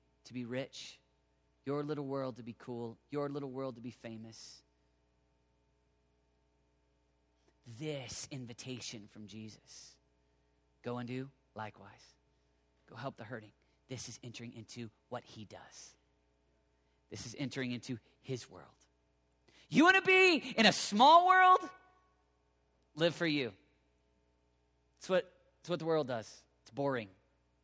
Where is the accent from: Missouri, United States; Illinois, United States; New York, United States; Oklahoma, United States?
Oklahoma, United States; now in Colorado Springs, United States; I live in Oklahoma